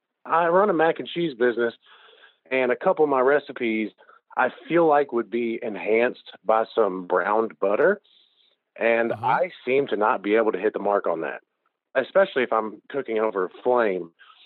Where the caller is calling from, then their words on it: Sellersburg, Indiana, United States; Hi, this is … I'm from Sellersburg, Indiana.